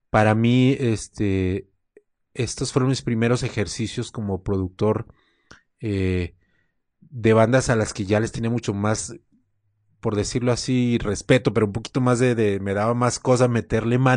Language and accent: Spanish; Guadalajara, Jalisco, Mexico; now in Mexico City, Mexico; Me vine de, de Guadalajara a la Ciudad de México, me traje mi equipo